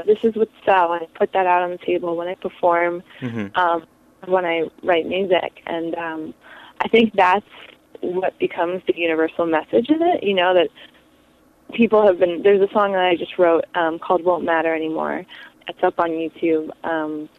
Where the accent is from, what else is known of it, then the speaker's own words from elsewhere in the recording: New York City, New York, United States; we're from the Village in New York City, which when I was growing up was a big era of lots and lots of music